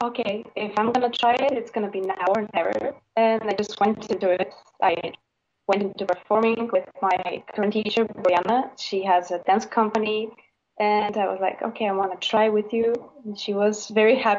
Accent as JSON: {"language": "English", "country": "Bulgaria", "said": "I'm from Bulgaria."}